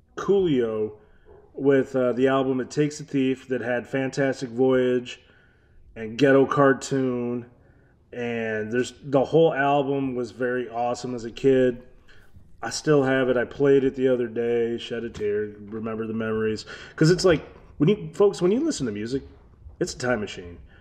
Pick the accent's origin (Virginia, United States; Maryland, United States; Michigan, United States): Michigan, United States; Detroit; also born or lived in Florida / Novi, Michigan; I'm an eight-mile kid. That means I grew up off of many different cities off of eight mile.